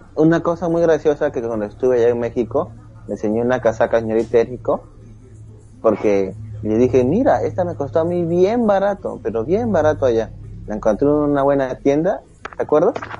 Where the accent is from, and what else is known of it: Peru